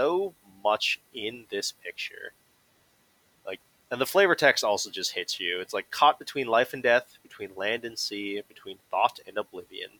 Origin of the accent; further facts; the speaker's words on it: United States; I'm American.